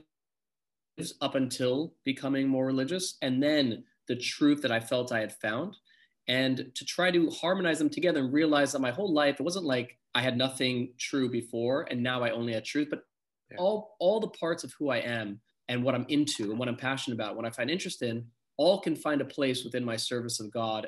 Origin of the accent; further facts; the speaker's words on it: San Diego, California, United States; also born or lived in South Africa; I was born in South Africa and grew up in San Diego, California